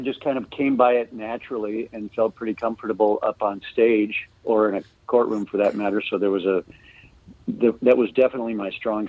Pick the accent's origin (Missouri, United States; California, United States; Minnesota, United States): Minnesota, United States; Ely; I was born in the Twin Cities, and then I went to high school up in Ely, Minnesota.